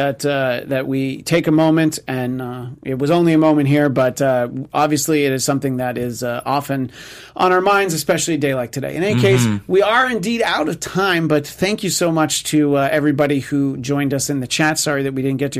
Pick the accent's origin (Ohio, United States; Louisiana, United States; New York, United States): New York, United States; as a New Yorker